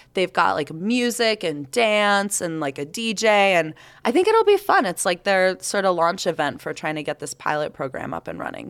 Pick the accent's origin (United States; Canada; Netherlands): United States; the South; now in Salt Lake City, United States; I grew up in the South